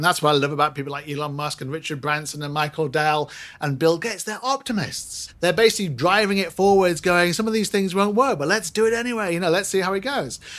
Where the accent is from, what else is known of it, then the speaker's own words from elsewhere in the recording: Singapore; I'm Singaporean